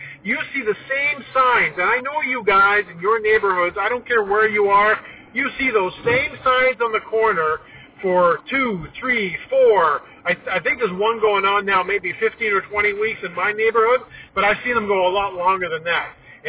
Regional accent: Scarborough, Ontario, Canada; I was born and raised in Scarborough, a construction family.

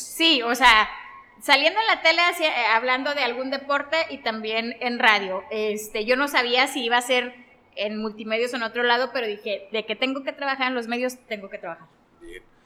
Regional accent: Mexico; como mexicanos

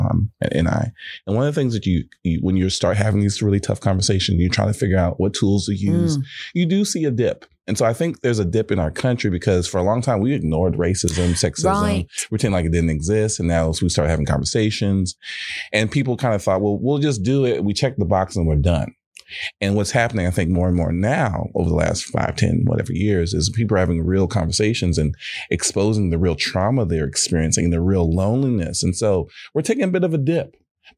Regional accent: Houston, Texas, United States; I'm from Houston

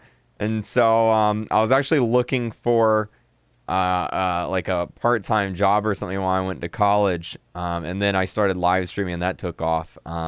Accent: Florida, United States; the town I grew up in Florida, it has about 3,000 people that lived in it

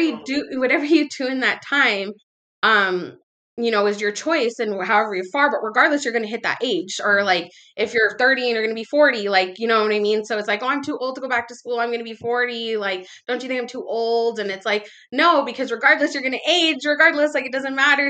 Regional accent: Palmdale, California, United States; also born or lived in Los Angeles area; now in Los Angeles, United States; I'm from California. I was born and raised here. Uh, I'm actually from like a small town a little bit outside of Los Angeles called Palmdale.

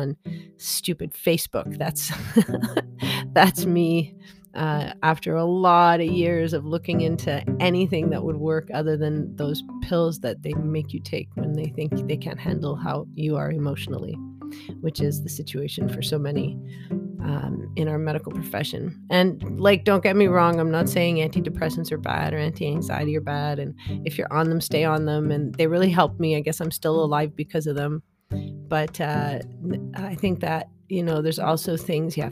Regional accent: Canada; I'm Canadian, I'm an adult

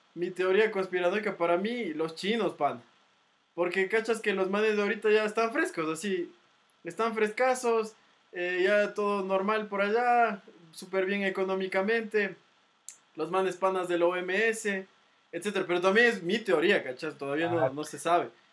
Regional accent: Ecuador; como ecuatorianos

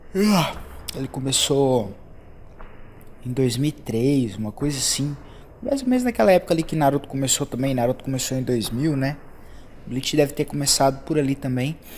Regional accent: Brazil

